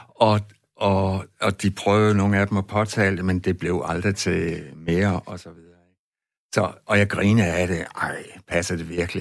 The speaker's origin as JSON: {"language": "Danish", "area": "West Jutland", "region": "Central Denmark Region", "country": "Denmark", "tie": "born or raised there", "said": "Jeg voksede op ude i Vestjylland"}